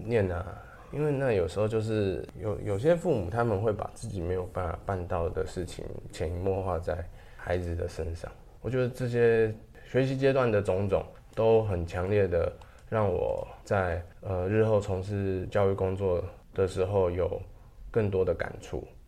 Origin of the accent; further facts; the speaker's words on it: Taiwan; 跟跟我们台湾的也是有不同的感觉